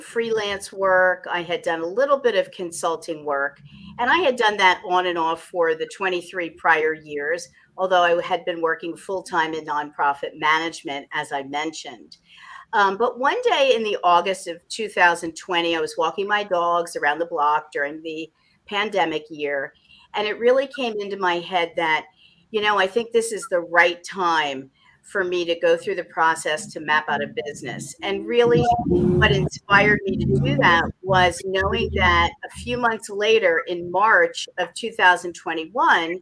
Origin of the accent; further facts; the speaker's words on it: Wyomissing, Pennsylvania, United States; I'm also a native Berks Countyan. I grew up in Wyomissing